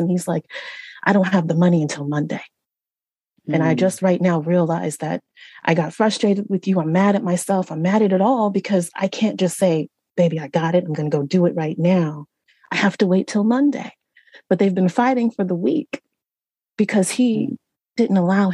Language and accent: English; Central Valley of California, United States; I was raised in Central Valley of California